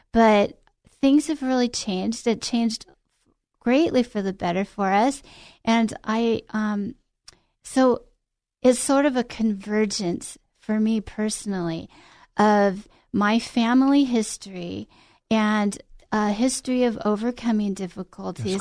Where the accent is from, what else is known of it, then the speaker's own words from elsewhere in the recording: Glendale, California, United States; I grew up in Glendale, California